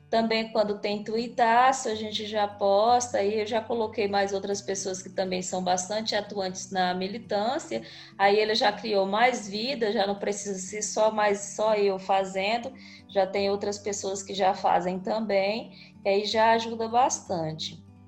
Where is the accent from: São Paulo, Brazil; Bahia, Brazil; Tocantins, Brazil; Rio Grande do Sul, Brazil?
Tocantins, Brazil; interior of; now in Palmas, Brazil; Moro em Palmas, Tocantins, mas sou do interior do Tocantins. Ah, povoado, nasci num povoadozinho